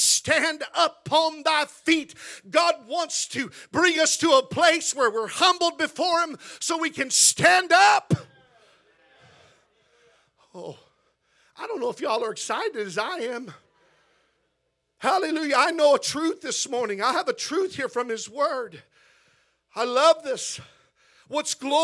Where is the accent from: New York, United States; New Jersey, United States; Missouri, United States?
Missouri, United States; now in La Habra, United States; I'm not from Texas, I'm from Missouri